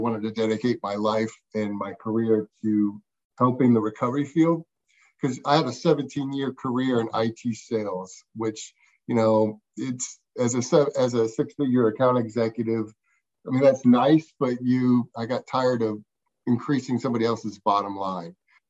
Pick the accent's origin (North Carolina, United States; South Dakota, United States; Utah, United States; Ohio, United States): Ohio, United States; Columbus; now in Athens, United States; No, I'm actually from Columbus. Columbus kid, born and raised.